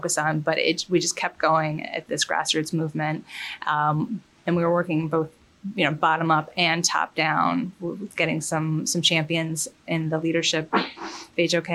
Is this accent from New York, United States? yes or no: yes; Mount Kisco, New York, United States; also born or lived in Florence, Italy / London, United Kingdom; So I grew up in Westchester in Mount Kisco, and which is actually unintentionally where I live now